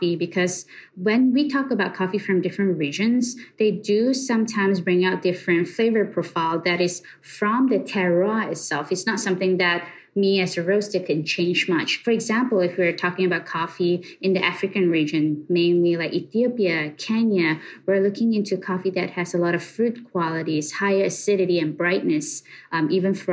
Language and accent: English; Malaysia; moved away as an adult; now in United States; Born and raised in Malaysia, I came to USA about 10 years ago